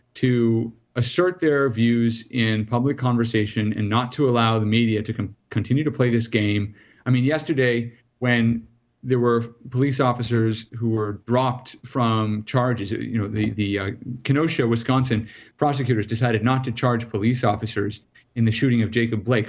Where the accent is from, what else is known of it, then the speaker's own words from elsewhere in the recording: South Africa; now in United States; I'm originally from South Africa.